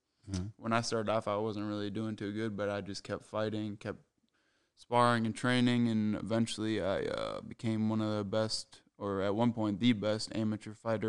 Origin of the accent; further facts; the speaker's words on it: Apple Valley, Minnesota, United States; Apple Valley, basically. That's where I grew up. That's where I went to high school and everything.